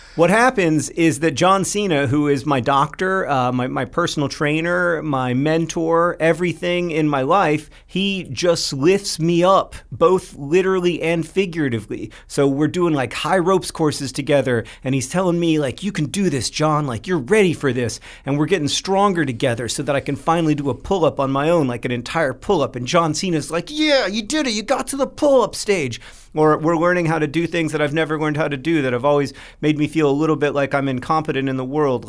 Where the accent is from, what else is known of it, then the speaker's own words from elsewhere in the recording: Orlando, Florida, United States; Hank and I grew up in Orlando